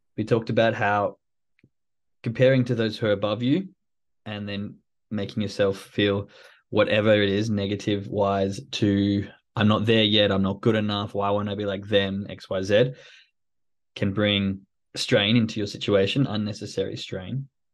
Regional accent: Australia; moved away; I'm from Australia, so the rain sort of comes with fifteen, twenty degree heat

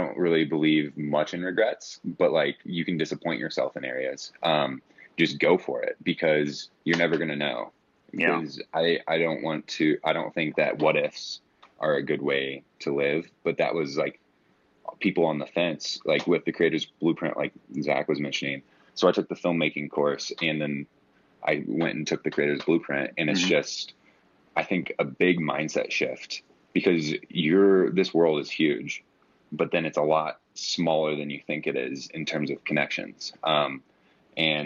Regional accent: St. Louis, Missouri, United States; I'm from St. Louis, Missouri

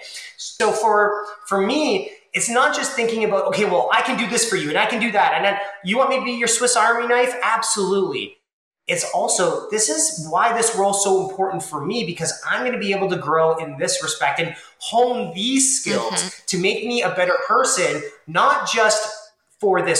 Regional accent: Toronto, Ontario, Canada; I grew up in Toronto

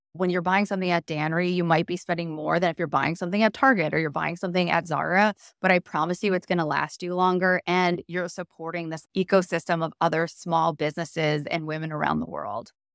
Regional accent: Chicago, Illinois, United States; also born or lived in Wisconsin; now in New York, United States; I grew up in the Chicago suburbs

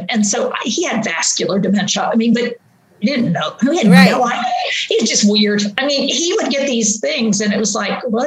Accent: West Virginia, United States; moved away; also born or lived in Pittsburgh, Pennsylvania; I grew up in West Virginia

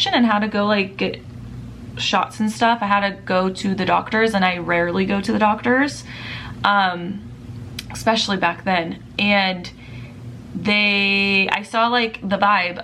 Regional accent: Southern California, United States; I'm from Southern California

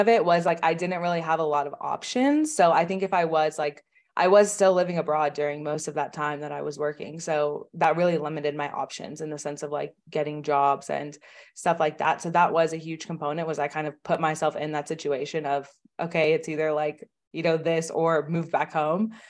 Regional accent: Oklahoma, United States; I'm from Oklahoma in the United States, which is, like, a very, very, you know, small state.

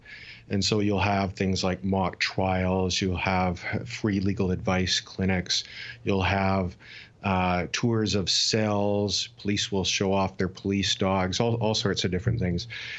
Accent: Pincher Creek, Alberta, Canada; I grew up in Pincher Creek, which is just half an hour from Waterton, or 40 minutes

